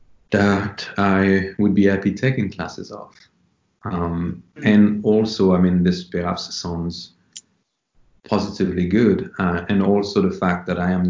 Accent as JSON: {"language": "English", "town": "Paris", "region": "Île-de-France", "country": "France", "tie": "born or raised there", "moved": "as an adult", "lives_now": "London, United Kingdom", "said": "I was born in Paris, and I grew up in Paris as well, in France. And I left when I was 19 to come here in London to the UK."}